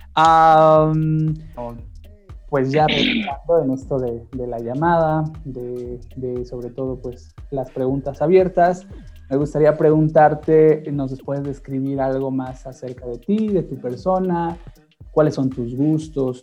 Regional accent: Mexico; he fallado como mexicano

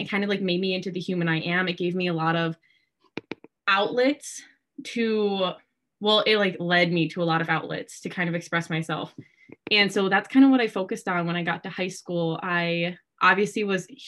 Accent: Yorkville, Wisconsin, United States; I am from Yorkville, which is a super, obviously a super small town in literally the middle of nowhere in Wisconsin. And I just grew up in that community

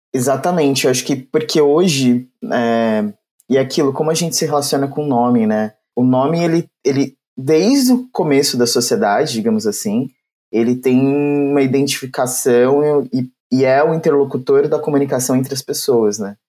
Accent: São Paulo, Brazil; cresci no Grajaú, é, periferia de São Paulo

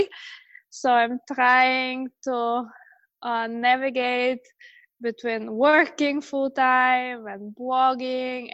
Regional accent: Bulgaria; moved away as an adult; now in Chicago, United States; I'm originally from Bulgaria

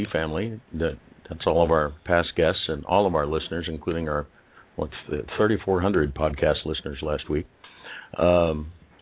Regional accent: Kansas, United States; I was actually born in Kansas

